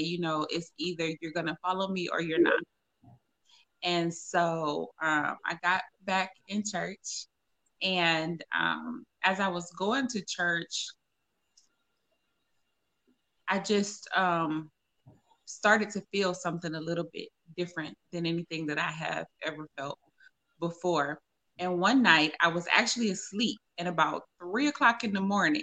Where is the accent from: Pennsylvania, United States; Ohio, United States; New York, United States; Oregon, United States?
Ohio, United States; Cleveland; moved away as an adult; also born or lived in Atlanta, Georgia; now in Las Vegas, United States; I am originally from Cleveland, Ohio, born and raised